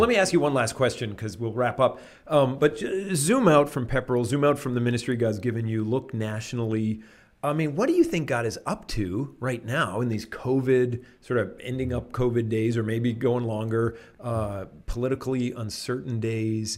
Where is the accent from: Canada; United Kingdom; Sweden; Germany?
Canada; now in United States; I'm Canadian by birth